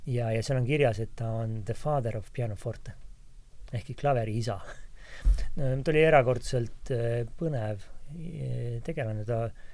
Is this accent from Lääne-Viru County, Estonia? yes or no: no; Tallinn, Harju County, Estonia; moved away as an adult; also born or lived in London / Paris; mina olen küll tallinlane täitsa, ma olen, olin ju siiski kümme aastat välismaal